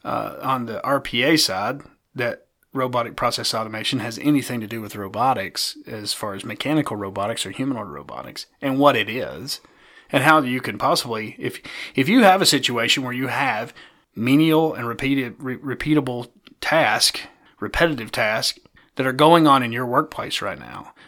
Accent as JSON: {"language": "English", "region": "East Tennessee", "country": "United States", "accent": "East Tennessee", "said": "my East Tennessee accent"}